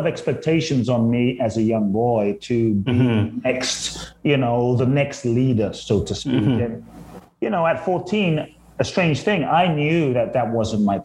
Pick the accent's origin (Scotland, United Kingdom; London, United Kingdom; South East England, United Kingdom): London, United Kingdom; moved away as an adult; also born or lived in Ghana / Tulum, Mexico; now in United States; I grew up I grew up in South London. And so I grew up in a place called Peckham and Brixton.